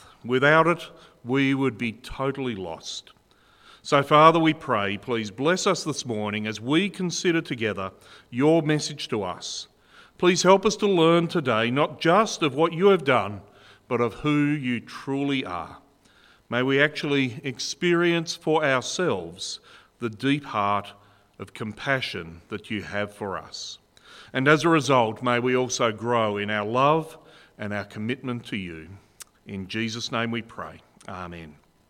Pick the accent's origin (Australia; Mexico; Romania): Australia; Burnie, Tasmania; also born or lived in Penguin; I was actually born in Burnie, and I grew up in Burnie and in Penguin till I was about 18 years old, so I know this part of the world very well.